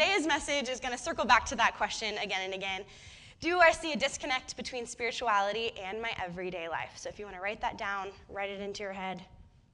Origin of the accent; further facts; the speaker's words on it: Bay Area, right outside of San Francisco, California, United States; moved away as an adult; now in Santa Cruz, United States; I grew up in the Bay Area in right outside of San Francisco